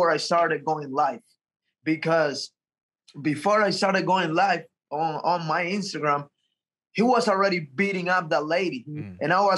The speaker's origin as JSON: {"language": "English", "country": "Cuba", "tie": "born or raised there", "moved": "yes", "said": "I'm coming from Cuba, and since I was a little kid in Cuba"}